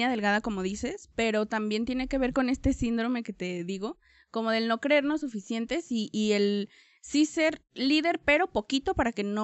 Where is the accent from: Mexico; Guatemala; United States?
Mexico; Tonalá, Jalisco; Soy de aquí de Tonalá. Siempre, siempre he vivido aquí en Tonalá. Em, viví en dos colonias, eh, pero siempre pues de Tonalá. Vivo en El Zapote.